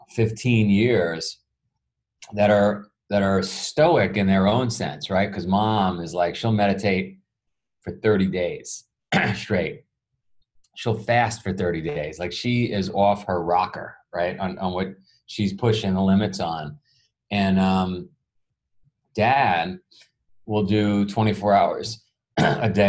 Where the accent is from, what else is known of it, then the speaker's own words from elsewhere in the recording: New York City, New York, United States; I grew up in Queens, New York